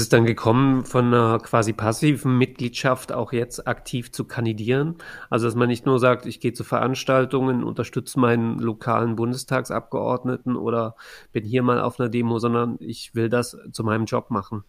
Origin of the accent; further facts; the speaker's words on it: Saxony, Germany; für mich als jemanden, der in Sachsen aufgewachsen ist